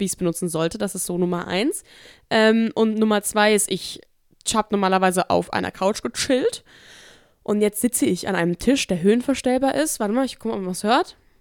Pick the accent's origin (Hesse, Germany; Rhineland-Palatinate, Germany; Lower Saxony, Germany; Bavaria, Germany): Hesse, Germany; Offenbach district; accent: Hessian; also born or lived in Koblenz; ich komme aus dem Kreis Offenbach